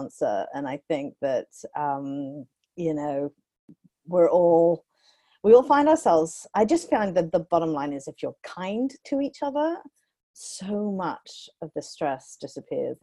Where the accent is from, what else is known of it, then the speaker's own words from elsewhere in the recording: United Kingdom; moved away as an adult; now in United States; I'm British